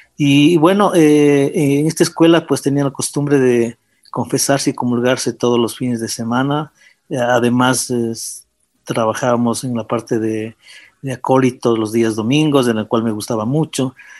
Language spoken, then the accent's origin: Spanish; Quito, Pichincha, Ecuador; yo nací en Quito el año de 1957